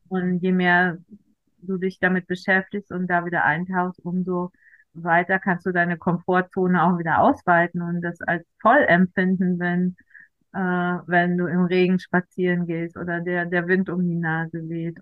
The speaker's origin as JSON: {"language": "German", "country": "Germany", "tie": "born or raised there", "moved": "yes", "said": "Ich komme aus äh, einem kleinen Selbstversorgerdorf in der Eifel. Wir waren zu Hause Selbstversorger"}